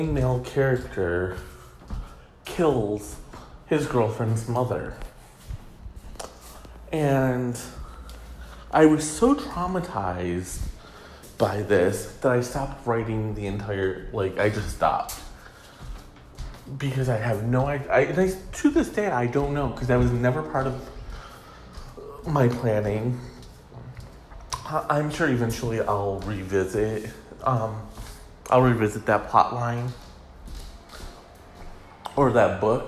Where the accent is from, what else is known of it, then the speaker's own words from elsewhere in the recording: Michigan, United States; Michigan, my home state